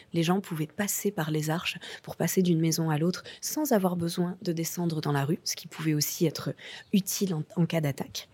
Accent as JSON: {"language": "French", "town": "Montélimar", "region": "Auvergne-Rhône-Alpes", "country": "France", "tie": "born or raised there", "said": "je suis née à Montélimar en Drôme provençal. Je vis en Provence euh, depuis 30 ans"}